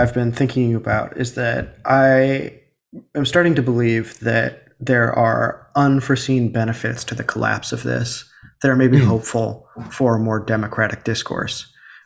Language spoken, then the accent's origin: English; United States; when I was growing up in America